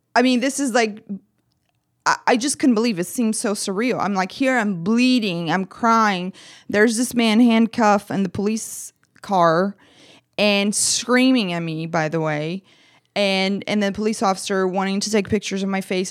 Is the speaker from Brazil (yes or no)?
yes; Brazil; English is a second language; now in United States; I'm from Brazil. I'm an immigrant